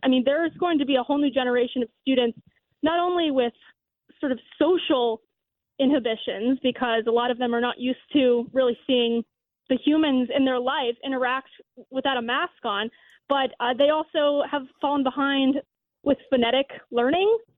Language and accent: English; Florida, United States; I'm from Florida